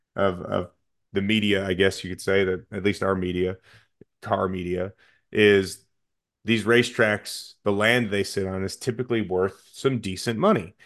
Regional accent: Chicago area, Illinois, United States; I get to Naperville, and the call sheet says my hometown on it

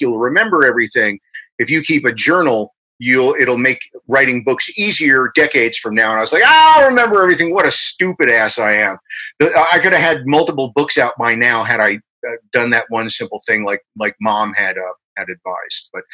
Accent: Englishtown, New Jersey, United States; also born or lived in Newark, New Jersey; I was born in Newark, New Jersey, right near New York City. And when I was like 1 and a half or so, we moved down to what was the middle of nowhere at the time, Englishtown, New Jersey

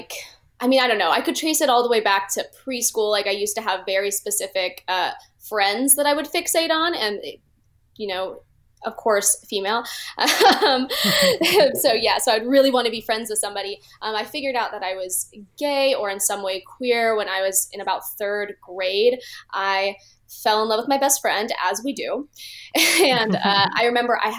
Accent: Phoenix, Arizona, United States; moved away as an adult; now in Los Angeles, United States; I'm originally from Phoenix, Arizona

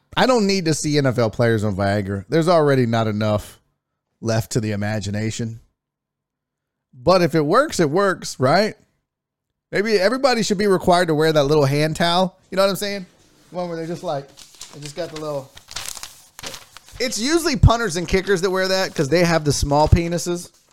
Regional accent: Texas, United States; as a Texan

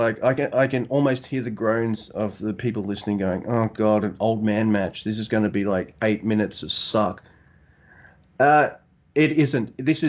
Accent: Australia; I'm from down under in Australia. You can tell by my awesome accent.

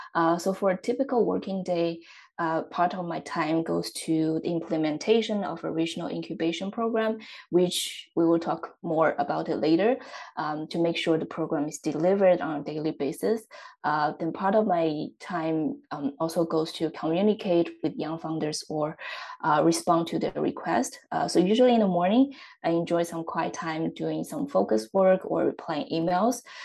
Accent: Xiaogan, Hubei, China; moved away; I'm originally from China, uh, and my hometown is in the central part of the country. Uh, the city is called Xiaogan

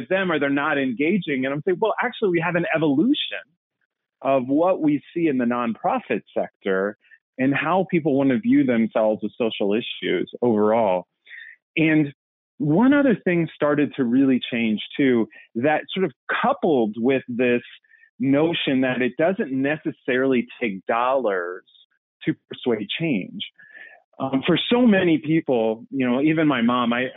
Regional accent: Aviston, Illinois, United States; moved away as an adult; I grew up in Southern Illinois, about an hour and a half southeast of St. Louis, town of 1,000. And in fact, actually, Aviston, Illinois is where it is

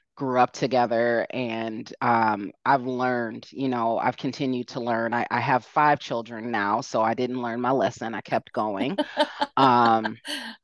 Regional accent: south suburbs of Chicago, Illinois, United States; also born or lived in Merrillville, Indiana; I grew up, south suburbs of Chicago

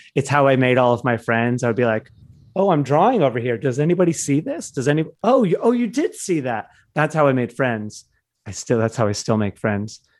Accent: Michigan, United States; I grew up in Michigan

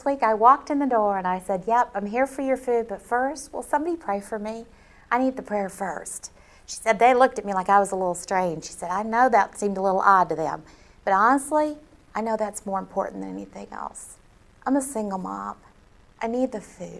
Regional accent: Alabama, United States; moved away; I was raised in Alabama

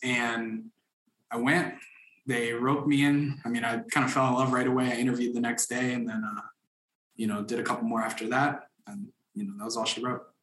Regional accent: Orlando, Florida, United States; also born or lived in Dominican Republic; now in Atlanta, United States; I grew up in Orlando, Florida, which is where our headquarters is from. I was born in the Dominican Republic

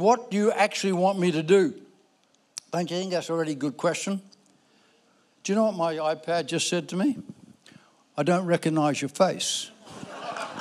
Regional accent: Ireland; I was born in Ireland, you know, sorry, Irish people, but, you know, so I'm Irish.

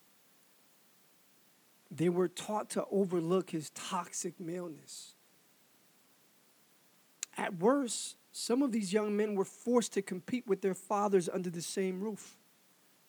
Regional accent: New York City, New York, United States; I was also from Harlem, and at the time it was known as money-making Harlem

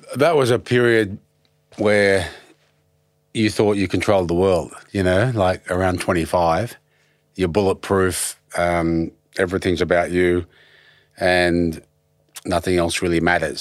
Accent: Penrith, New South Wales, Australia; moved away; also born or lived in Blacktown / Prospect / Ashfield / Redfern; I was raised on top of a hill in South Penrith

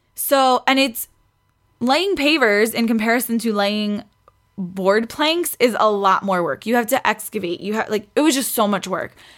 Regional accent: New York City, New York, United States; moved away; I grew up in Queens.

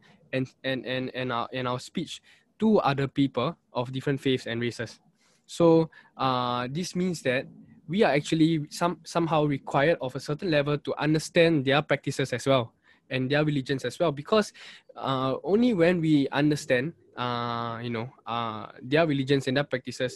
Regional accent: Singapore; Singaporean Muslims

